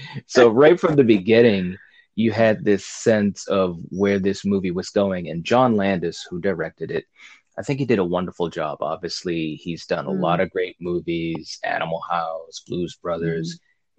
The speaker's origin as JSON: {"language": "English", "region": "England", "country": "United Kingdom", "said": "Sorry, but I'm English."}